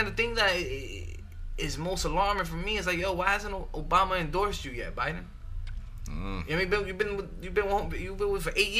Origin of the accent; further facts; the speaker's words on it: Chicago, Illinois, United States; You know, I'm from Chicago, so I can't, you know.